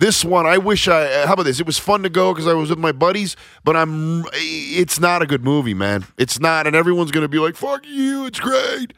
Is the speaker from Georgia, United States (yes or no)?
no; Nebraska, United States; I grew up in Nebraska.